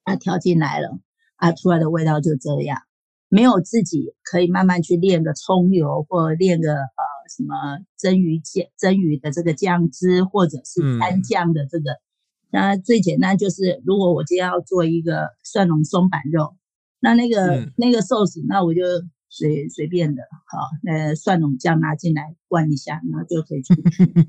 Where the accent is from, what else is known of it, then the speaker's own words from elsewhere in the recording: Taiwan; 我的我是台湾人，啊，就是这样啊。我常吃牛肉面啊